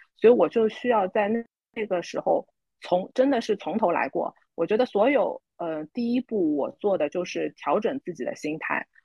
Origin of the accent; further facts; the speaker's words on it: Shanghai, China; moved away as an adult; now in Singapore; 我很多上海，呃，土生土长的人来说，其实离开上海，有时候是不在我们自己本身的计划之内的